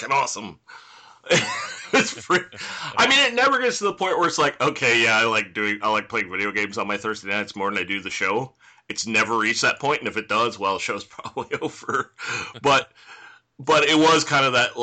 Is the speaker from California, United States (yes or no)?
yes; California, United States; as a Californian